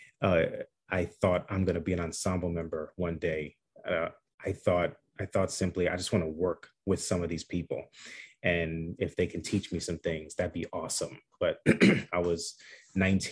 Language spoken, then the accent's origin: English; Chicago, Illinois, United States; grew up in Chicago on the South Side